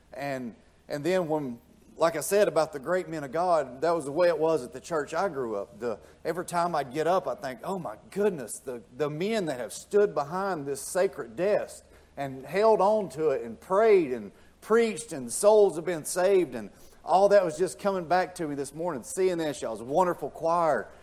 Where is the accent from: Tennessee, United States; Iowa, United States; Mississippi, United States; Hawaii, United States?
Tennessee, United States; now in Georgia, United States; I'm from Tennessee. I'm as country as the country comes redneck